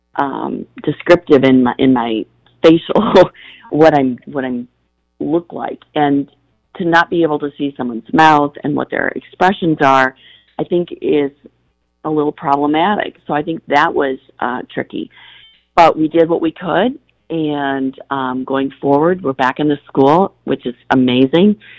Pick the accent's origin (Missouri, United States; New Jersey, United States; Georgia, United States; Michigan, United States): Michigan, United States; Battle Creek; growing up in Battle Creek, Michigan, as you said, it is farmland